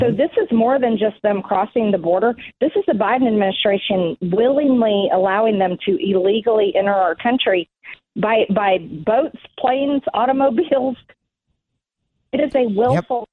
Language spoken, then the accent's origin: English; Georgia, United States; Georgia, my home state